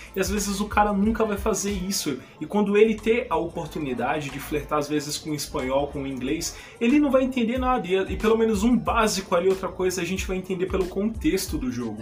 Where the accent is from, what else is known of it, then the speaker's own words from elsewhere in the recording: São Paulo, Brazil; Eu sou daqui de São Paulo, capital